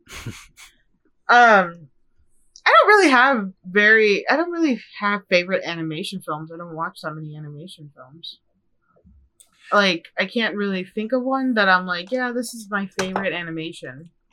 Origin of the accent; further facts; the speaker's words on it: Midwest, United States; moved away; I'm from the Midwest